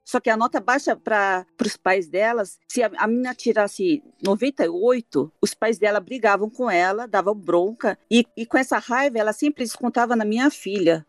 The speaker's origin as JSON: {"language": "Portuguese", "country": "Brazil", "moved": "as an adult", "lives_now": "Hokkaido, Japan", "said": "eu saí do Brasil com 22 anos e vim para o Japão"}